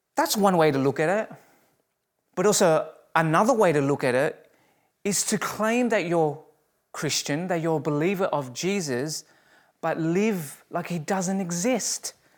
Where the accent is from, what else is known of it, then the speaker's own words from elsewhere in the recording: Australia; moved away as an adult; now in Canada; as an Australian